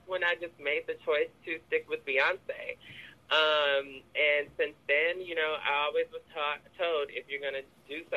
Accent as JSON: {"language": "English", "town": "Oakland", "region": "California", "country": "United States", "tie": "born or raised there", "said": "growing up in Oakland and being queer"}